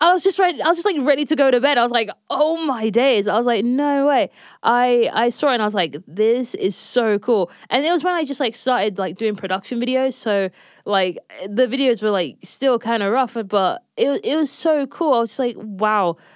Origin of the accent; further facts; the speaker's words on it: London, United Kingdom; born and raised in London, um, specifically North London